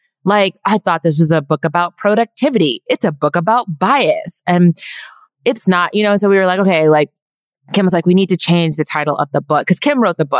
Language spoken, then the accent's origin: English; Trier, Rhineland-Palatinate, Germany; born there; first language German; English is a second language; also born or lived in Belgium; First fact, I was born in Trier, Germany, which is where my name comes from. Second fact, English is my third language. First was German.